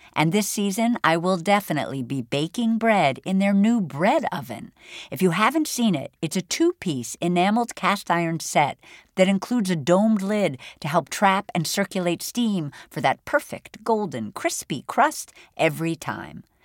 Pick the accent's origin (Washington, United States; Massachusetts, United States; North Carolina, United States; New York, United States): Massachusetts, United States; Boston; I grew up in Boston